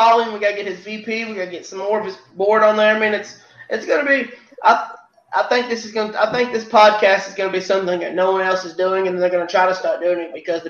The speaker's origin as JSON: {"language": "English", "region": "Kentucky", "country": "United States", "said": "I'm from Kentucky."}